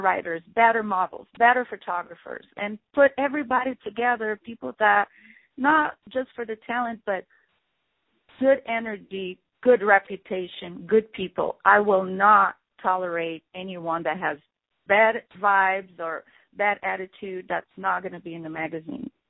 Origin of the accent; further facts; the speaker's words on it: Rio de Janeiro, Brazil; now in United States; representing Brazil because that's you know where I'm from, um, from Rio de Janeiro